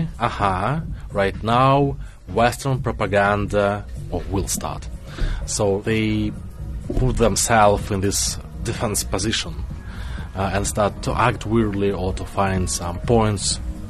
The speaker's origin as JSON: {"language": "English", "town": "Narva", "region": "Ida-Viru County", "country": "Estonia", "tie": "born or raised there", "first_language": "Russian", "second_language": "English", "said": "I was born in Narva."}